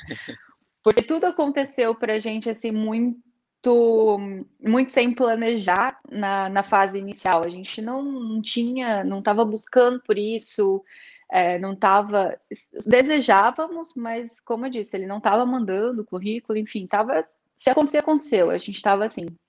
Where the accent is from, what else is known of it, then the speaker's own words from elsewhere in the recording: Joinville, Santa Catarina, Brazil; moved away as an adult; now in Braga, Portugal; eu sou do sul do Brasil, de Joinville, de Santa Catarina, uma cidade mais interior, assim, é, estou em Portugal há um ano